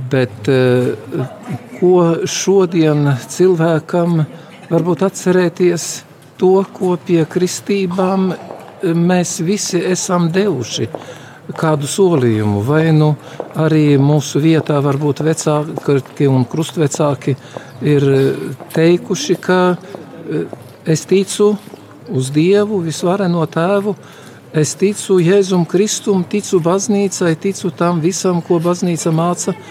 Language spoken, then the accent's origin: Latvian; Latvia; Ja es dzīvošu kā cilvēks, kā latvietis un būšu tāds ar visu atbildību un visu tā kā nākas, tad tas arī būs vislielākais pakalpojums Latvijai.